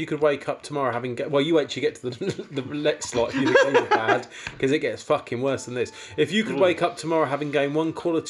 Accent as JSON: {"language": "English", "town": "Aylesbury", "region": "South East England", "country": "United Kingdom", "tie": "born or raised there", "said": "I was born in Aylesbury, Halton Hospital."}